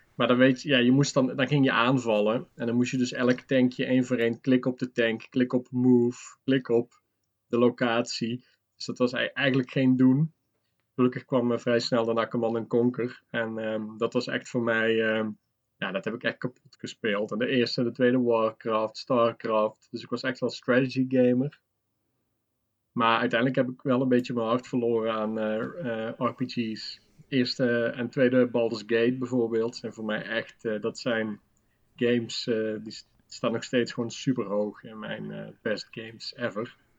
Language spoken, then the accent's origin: Dutch; Limburg, Netherlands; moved away; also born or lived in Breda; Ik kom uit Limburg